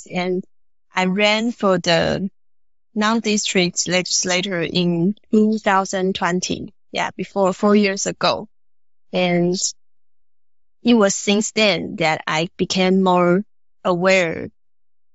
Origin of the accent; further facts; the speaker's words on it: Taoyuan, Taiwan; I grew up in Taoyuan